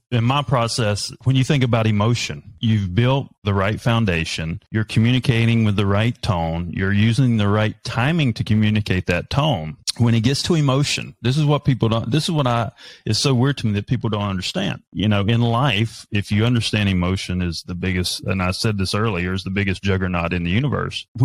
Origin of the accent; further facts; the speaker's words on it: North Carolina, United States; I'm a redneck from North Carolina.